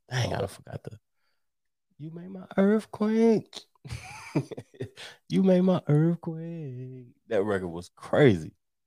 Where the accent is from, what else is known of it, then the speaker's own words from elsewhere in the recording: the South, United States; coming up in the South, see, I'm from the South